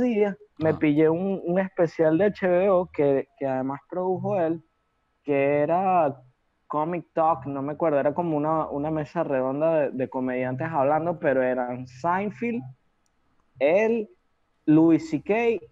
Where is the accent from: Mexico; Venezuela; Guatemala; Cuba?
Venezuela; mi top uno como venezolano